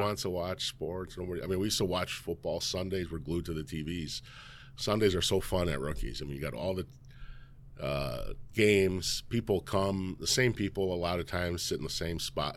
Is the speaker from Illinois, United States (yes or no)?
yes; Elgin, Illinois, United States; I grew up in Elgin, born and raised